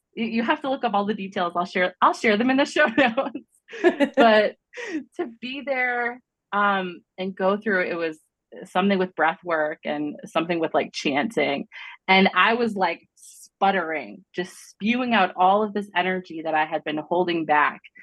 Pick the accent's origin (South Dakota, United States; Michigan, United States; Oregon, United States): Michigan, United States; now in Colorado, United States; I grew up in Michigan.